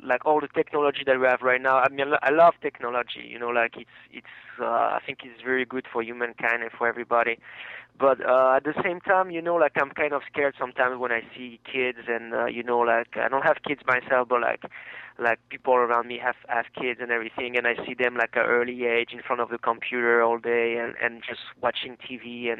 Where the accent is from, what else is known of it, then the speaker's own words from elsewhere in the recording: France; now in United States; I come from France